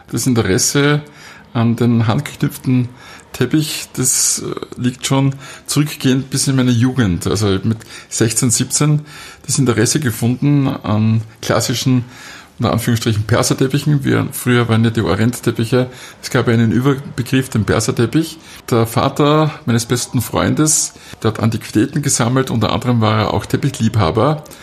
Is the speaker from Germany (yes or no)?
no; Wildon, Styria, Austria; also born or lived in Graz; Doch, ich bin schon Grazer, bin aber eben in der Südsteiermark, äh, in Bildon aufgewachsen und dann in Leimitz äh, zur Schule gegangen.